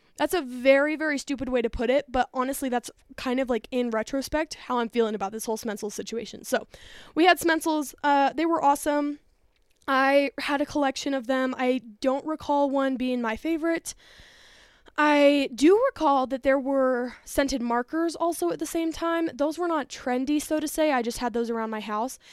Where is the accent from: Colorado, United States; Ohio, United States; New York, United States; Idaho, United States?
Colorado, United States; outside of Denver; born or raised there